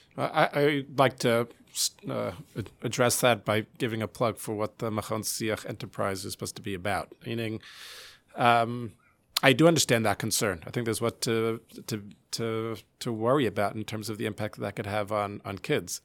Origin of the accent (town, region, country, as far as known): United States